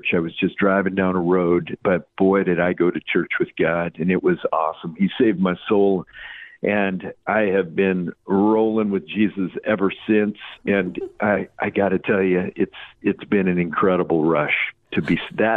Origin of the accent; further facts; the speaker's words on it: Alaska, United States; I was raised in Alaska